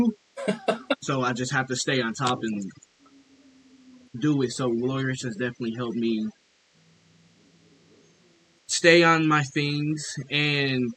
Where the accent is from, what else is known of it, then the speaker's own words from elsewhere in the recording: Flint, Michigan, United States; I'm from Flint, Michigan, born and raised